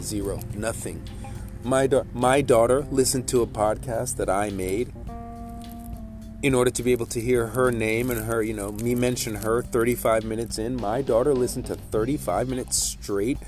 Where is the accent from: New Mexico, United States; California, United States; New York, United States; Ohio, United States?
New York, United States; New York City; now in Toms River, United States; I'm from Brooklyn